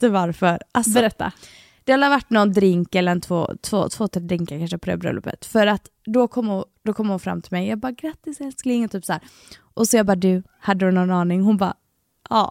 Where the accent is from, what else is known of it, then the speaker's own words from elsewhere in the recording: Gothenburg, Västra Götaland, Sweden; jag och … är uppfödda tillsammans och i samma område. Ja. Så vi är från Kortdala i Göteborg